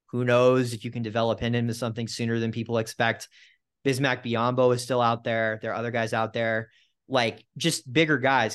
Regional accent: Southern California, United States; I grew up in Southern California

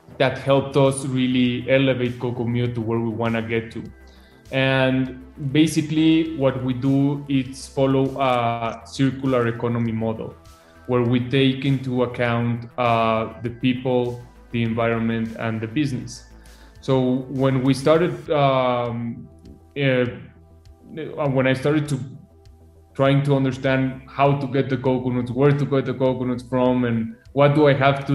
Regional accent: Mexico City, Mexico; I was born in Mexico City, but I used to go to Acapulco when I was young very often

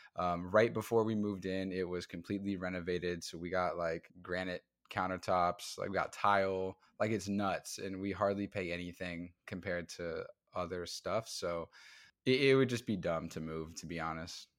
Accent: Midwest, United States; moved away as an adult; now in Brooklyn, United States; I am from the Midwest. I moved to New York in twenty

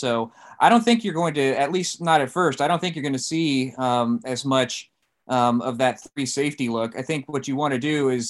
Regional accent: Virginia Beach, Virginia, United States; also born or lived in San Diego, United States / Arlington, United States; I went to high school in Northern Virginia. I grew up, I was born in San Diego, but I came from a Navy family. I grew up in Virginia Beach and in Arlington.

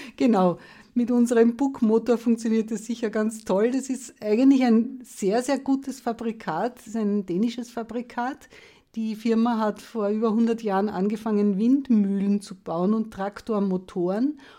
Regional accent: Lower Austria, Austria; ich komme aus Niederösterreich

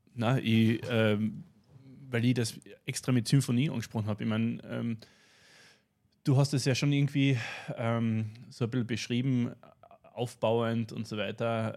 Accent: Carinthia, Austria; für uns in Kärnten

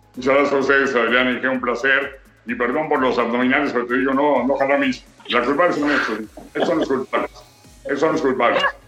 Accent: Mexico City, Mexico; also born or lived in Tampico; nací en Tampico, pero es muy niño. A, los año y medio, año, ocho meses llegué a México. Viví toda mi vida en la del Valle.

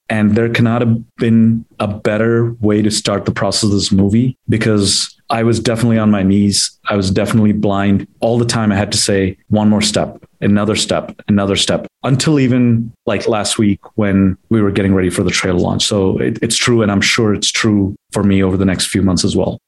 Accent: Chicago, Illinois, United States; I grew up mainly in Chicago

